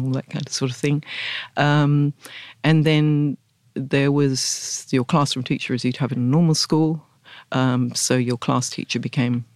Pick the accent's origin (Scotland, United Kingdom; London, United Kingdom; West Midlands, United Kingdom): London, United Kingdom; Hampton Court; I grew up, I was actually born at Hampton Court